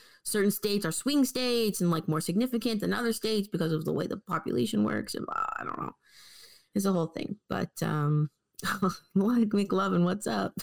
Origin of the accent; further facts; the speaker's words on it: Canada; as a Canadian